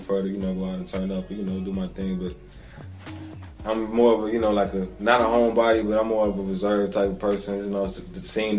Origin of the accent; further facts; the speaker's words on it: Tulsa, Oklahoma, United States; I am from Tulsa, born and raised.